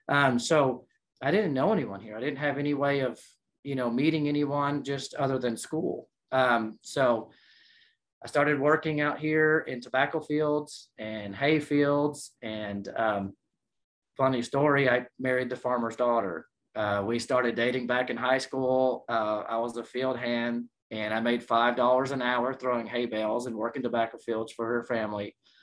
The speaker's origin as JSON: {"language": "English", "town": "San Antonio", "region": "Texas", "country": "United States", "tie": "born there", "said": "So I was born in San Antonio, Texas."}